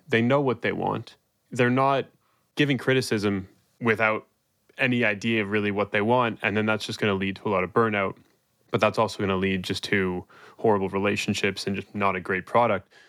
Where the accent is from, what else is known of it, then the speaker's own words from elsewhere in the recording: Toronto, Ontario, Canada; I'm from Toronto